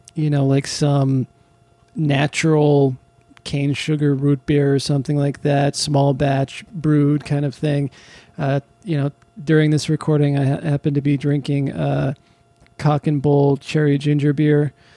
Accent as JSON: {"language": "English", "region": "California", "country": "United States", "tie": "born or raised there", "said": "I grew up in California"}